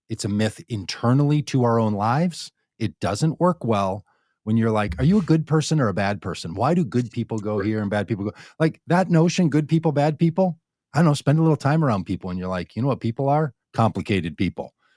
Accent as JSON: {"language": "English", "region": "Minnesota", "country": "United States", "tie": "born or raised there", "said": "I was raised in Minnesota"}